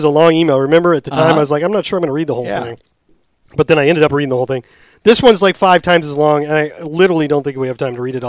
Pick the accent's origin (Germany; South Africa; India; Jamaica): Germany; English is a second language; moved away